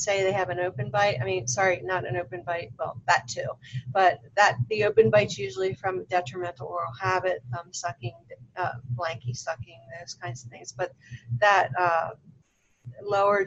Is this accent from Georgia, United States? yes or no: no; Baltimore, Maryland, United States; now in Las Vegas, United States; So originally I'm from Baltimore. You guys can probably tell by my accent.